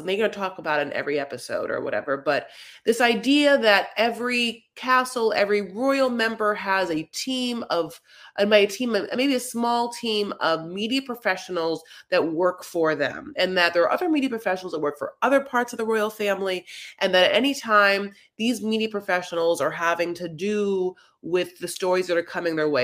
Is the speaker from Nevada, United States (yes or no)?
no; Los Angeles, California, United States; I'm from Los Angeles